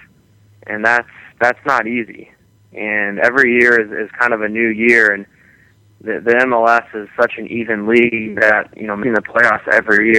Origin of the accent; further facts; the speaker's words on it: Kansas City, United States; I grew up here, and I'm from Kansas City